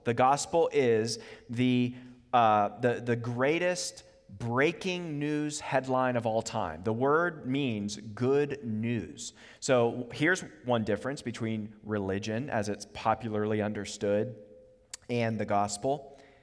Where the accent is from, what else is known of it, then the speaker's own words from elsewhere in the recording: Charlottesville, Virginia, United States; also born or lived in Harrisonburg, Virginia; now in Richmond, United States; I grew up in Charlottesville until the age of eighteen